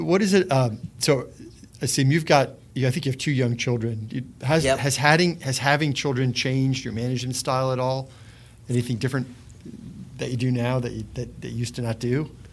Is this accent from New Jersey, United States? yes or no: yes; New Jersey, United States; as a guy from New Jersey.